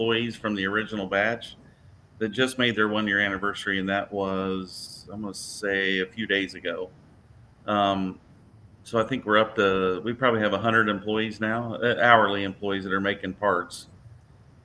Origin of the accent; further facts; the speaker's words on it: Indiana, United States; it's just a couple of Hoosiers